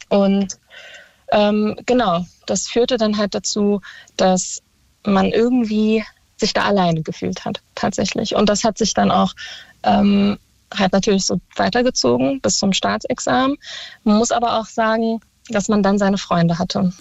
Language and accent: German; Berlin, Germany; ich komme aus Berlin und war im Tiergarten auf einer Schule